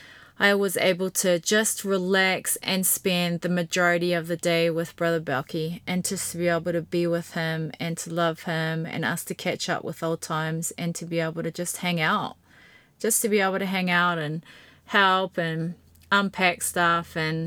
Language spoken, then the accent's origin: English; Invercargill, Southland, New Zealand; Now, Kyle and his family and his brother and sisters, they were all a part of my little family growing up in Invercargill.